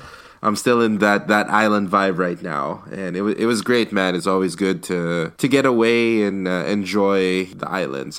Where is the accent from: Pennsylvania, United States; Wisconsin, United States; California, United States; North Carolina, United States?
California, United States; the Bay Area; I'm I'm from the Bay